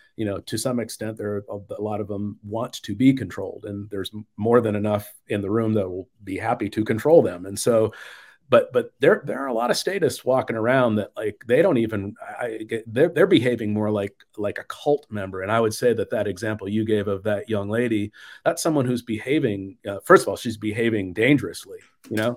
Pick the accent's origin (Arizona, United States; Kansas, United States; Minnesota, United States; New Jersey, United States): Arizona, United States; Phoenix; moved away; also born or lived in Nashville / Atlanta area / Southern California; I grew up in the Phoenix area